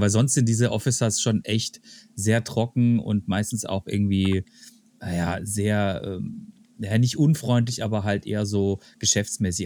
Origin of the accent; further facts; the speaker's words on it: Germany; als Deutscher